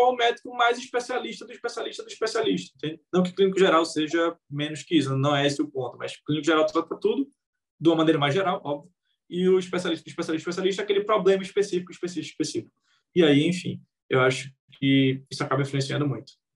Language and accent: Portuguese; Recife, Pernambuco, Brazil; eu sou de Recife